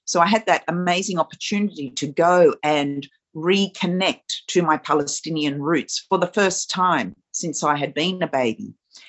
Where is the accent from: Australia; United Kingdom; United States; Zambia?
Australia; being a woman of color, being a woman of, you know, Middle Eastern origin, growing up in Australia